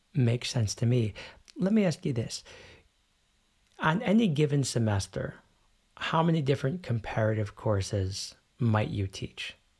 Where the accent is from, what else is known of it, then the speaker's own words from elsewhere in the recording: United States; now in Germany; I grew up in the United States